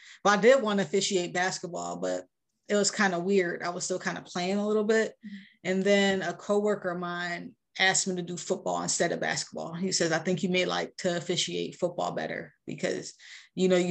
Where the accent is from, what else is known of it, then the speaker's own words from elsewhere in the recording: Rochester, New York, United States; moved away; I grew up in Rochester, like pretty much like the inner city